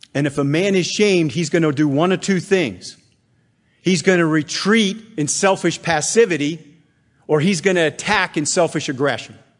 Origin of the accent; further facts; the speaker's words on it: Bethlehem, Pennsylvania, United States; I was raised in Bethlehem, Pennsylvania